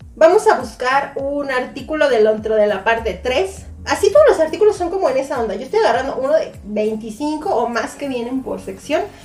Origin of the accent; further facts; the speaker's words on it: Mexico; yo que soy de México